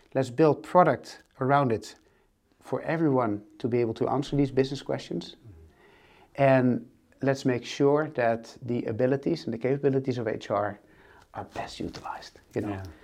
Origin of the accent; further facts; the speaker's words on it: northern Netherlands, Netherlands; moved away as an adult; now in Amsterdam, Netherlands; I'm actually not from Amsterdam. I'm from a very small village uh, in the north of uh, the Netherlands.